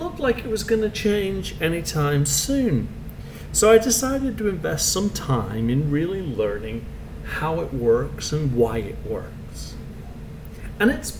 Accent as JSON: {"language": "English", "country": "Canada", "also_born_or_lived": "England", "said": "I am Canadian. Well, I was actually born in England"}